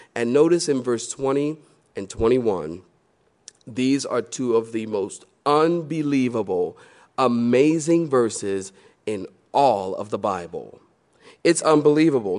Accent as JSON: {"language": "English", "town": "Philadelphia", "region": "Pennsylvania", "country": "United States", "moved": "yes", "lives_now": "Research Triangle, North Carolina, United States", "said": "I'm from Philly"}